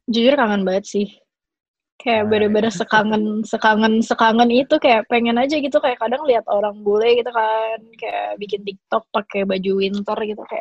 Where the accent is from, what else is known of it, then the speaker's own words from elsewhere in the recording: Indonesia; soalnya mau bagaimanapun gue sebagai orang Indo pasti lebih mudah buat gue buat mulai bisnis di Indonesia gitu kan.